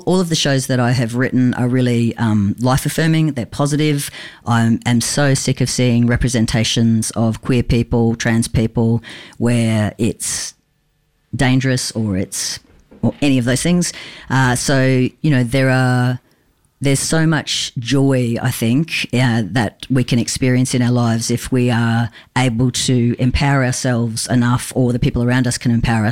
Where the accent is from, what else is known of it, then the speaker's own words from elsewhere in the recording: Brisbane, Queensland, Australia; living in Brisbane and growing up in Joe Bjelke-Petersen time